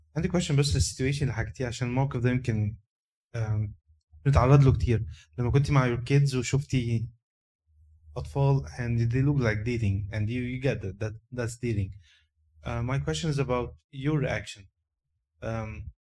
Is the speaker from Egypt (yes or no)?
yes; Egypt; moved away; احنا كمصريين